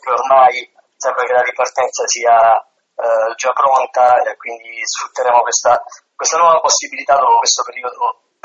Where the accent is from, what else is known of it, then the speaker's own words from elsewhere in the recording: Apulia, Italy; sono pugliese, vivo in un paese di mare